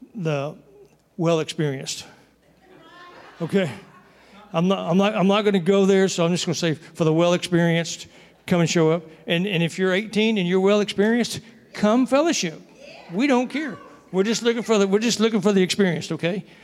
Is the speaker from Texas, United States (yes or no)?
yes; Texas, United States; moved away; I'm from Texas